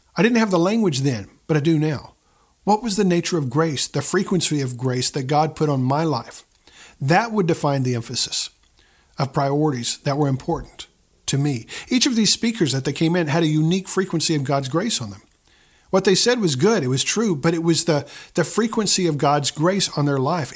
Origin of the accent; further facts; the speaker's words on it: the Bible Belt, United States; I grew up in the Bible Belt